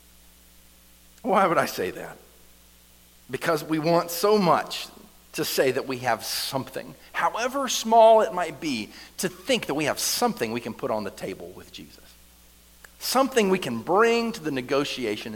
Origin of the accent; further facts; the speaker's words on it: the South, United States; I grew up here in the South